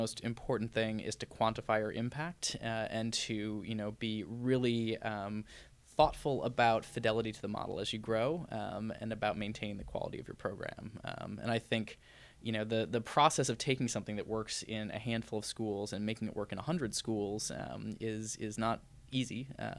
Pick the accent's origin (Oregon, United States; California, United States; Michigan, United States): Michigan, United States; Detroit; now in Boston, United States; I don't often get to go back to Michigan. I grew up in Michigan and spent part of my childhood in the Detroit area.